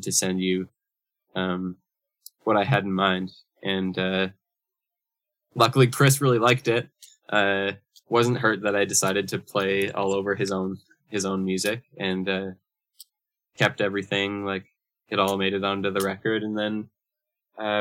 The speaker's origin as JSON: {"language": "English", "town": "Brandon", "region": "Manitoba", "country": "Canada", "tie": "born or raised there", "moved": "yes", "lives_now": "Winnipeg, Canada", "said": "both grew up in a city a couple hours west of where we live now. We're both from Brandon, Manitoba, originally"}